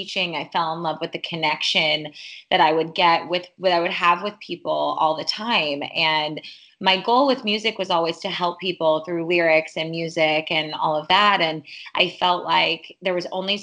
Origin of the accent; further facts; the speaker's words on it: Chicago, Illinois, United States; I was born and raised in Chicago.